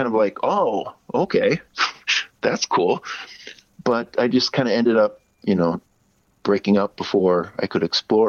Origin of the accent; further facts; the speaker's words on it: United States; now in Japan; I'm American, and but yeah, being here in Japan